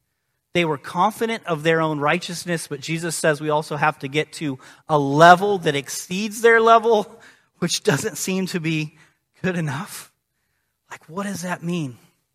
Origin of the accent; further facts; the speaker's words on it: Illinois, United States; growing up in East Central Illinois in the 90s, watching Michael Jordan be the best